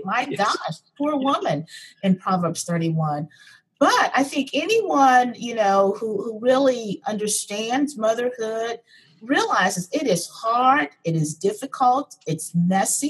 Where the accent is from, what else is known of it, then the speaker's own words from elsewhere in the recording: Memphis, Tennessee, United States; I grew up in Memphis, Tennessee